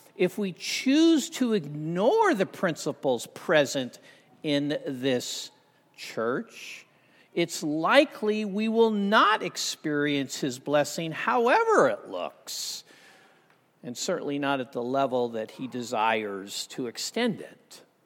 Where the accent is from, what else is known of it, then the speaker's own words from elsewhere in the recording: Southern California, United States; I grew up in Southern Cal